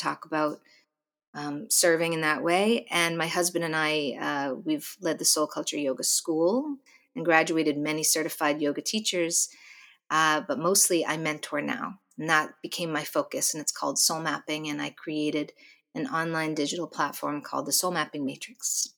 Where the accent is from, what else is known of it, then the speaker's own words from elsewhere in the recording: Boston, Massachusetts, United States; born there; I was born outside of Boston, Massachusetts, to an amazing family